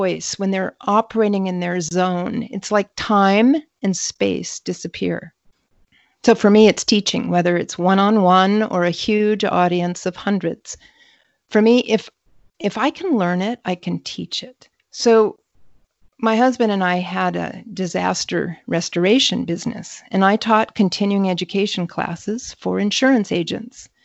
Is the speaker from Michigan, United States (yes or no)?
yes; northern Michigan, United States; I grew up mostly in the Midwest in northern Michigan